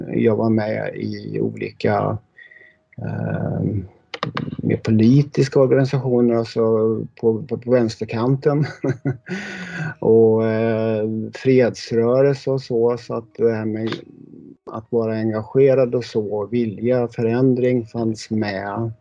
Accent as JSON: {"language": "Swedish", "country": "Sweden", "tie": "born or raised there"}